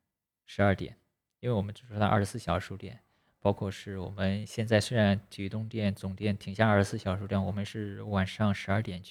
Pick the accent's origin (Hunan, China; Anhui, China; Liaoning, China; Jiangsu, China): Anhui, China; moved away as an adult; now in Guangzhou, China; 我是读大学的时候，高考之后来到广州，那时候十八九岁吧。